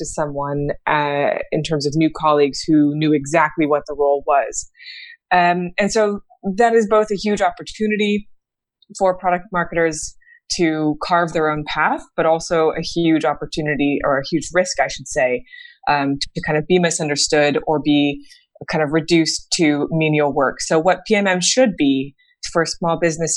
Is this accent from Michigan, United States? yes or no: no; San Francisco, California, United States; I'm originally from San Francisco. I was born and raised in the Bay Area